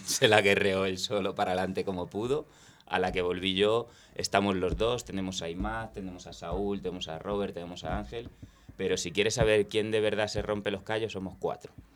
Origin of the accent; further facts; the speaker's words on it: Spain; also born or lived in London; yo crecí en el barrio de San Cristóbal